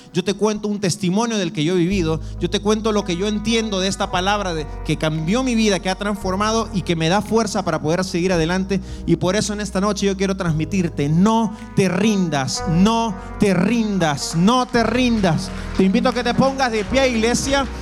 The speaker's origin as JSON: {"language": "Spanish", "country": "El Salvador", "moved": "yes", "said": "yo soy del Salvador"}